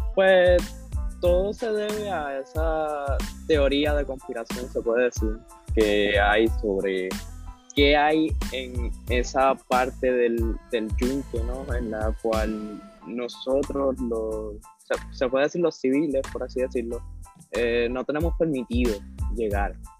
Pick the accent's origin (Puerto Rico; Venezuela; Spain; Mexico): Puerto Rico; como boricua